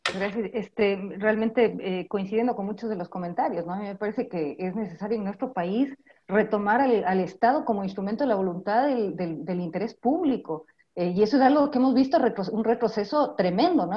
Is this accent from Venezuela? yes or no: no; Ecuador; Como pueblo ecuatoriano